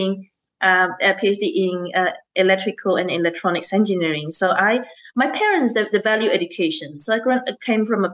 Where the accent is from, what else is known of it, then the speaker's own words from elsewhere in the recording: Malaysia; now in Australia; I grew up in Malaysia.